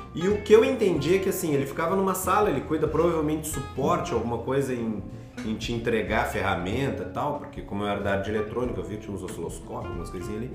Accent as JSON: {"language": "Portuguese", "country": "Brazil", "moved": "yes", "said": "como bom brasileiro"}